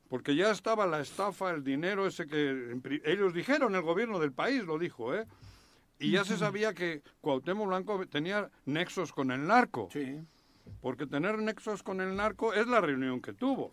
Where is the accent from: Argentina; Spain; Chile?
Spain; Basque Country; now in Mexico